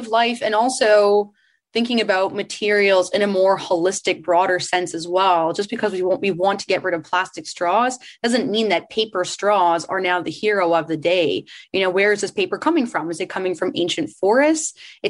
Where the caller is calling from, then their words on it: Tofino, British Columbia, Canada; I'm calling in from Tofino, BC.